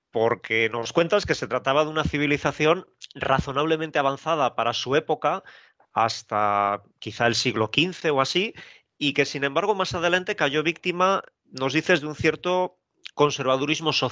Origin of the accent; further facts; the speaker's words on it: Spain; soy español